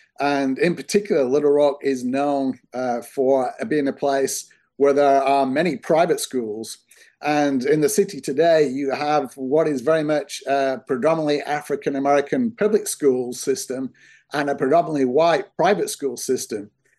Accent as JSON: {"language": "English", "country": "United Kingdom", "said": "You know, I'm from the United Kingdom originally. I did my work there."}